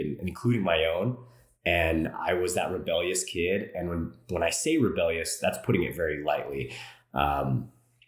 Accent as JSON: {"language": "English", "town": "Los Angeles", "region": "California", "country": "United States", "tie": "born or raised there", "said": "I grew up in Los Angeles, California, throughout LA County, kind of moved around a lot as a kid."}